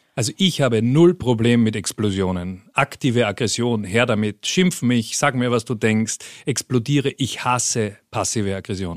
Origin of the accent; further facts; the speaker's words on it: Vienna, Austria; moved away as an adult; also born or lived in Peru / Colombia; ich bin ganz unspektakulär in Wien geboren